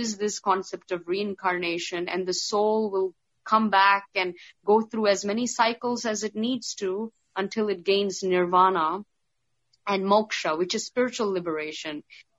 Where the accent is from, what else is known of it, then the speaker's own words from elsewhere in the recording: India; So because even though I'm a Hindu and from India, because I grew up in the Middle East, I was more exposed to, Arabic and Islamic taboos, I think.